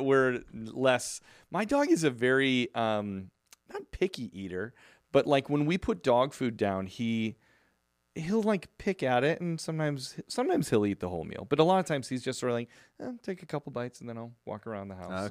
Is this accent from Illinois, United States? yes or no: yes; Chicago, Illinois, United States; now in Southern California, United States; growing up in Chicago